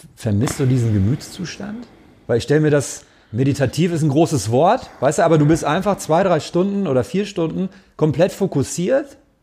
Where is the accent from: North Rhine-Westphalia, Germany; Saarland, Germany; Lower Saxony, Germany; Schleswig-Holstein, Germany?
North Rhine-Westphalia, Germany; Gelsenkirchen; also born or lived in Cologne; ich komme aus Gelsenkirchen, aus dem Ruhrpott